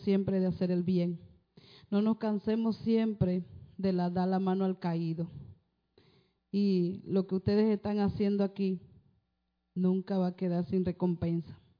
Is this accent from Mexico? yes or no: no; Panama; vengo de Panamá